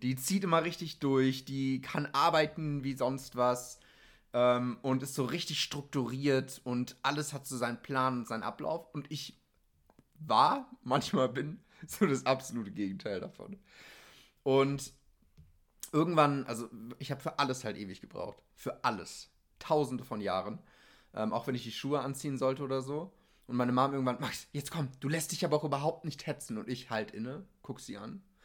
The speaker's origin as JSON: {"language": "German", "town": "Lübeck", "region": "Schleswig-Holstein", "country": "Germany", "tie": "born or raised there", "said": "Ich wurde geboren in Lübeck. Mm, und hatte eigentlich eine ganz stinknormale Kindheit"}